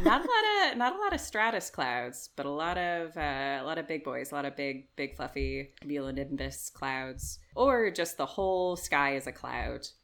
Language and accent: English; United States; now in United Kingdom; being like an American improviser